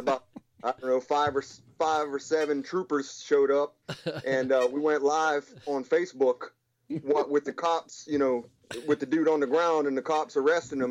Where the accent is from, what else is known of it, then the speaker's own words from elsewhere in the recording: Pittsburgh, Pennsylvania, United States; I'm from that area. I'm from Pittsburgh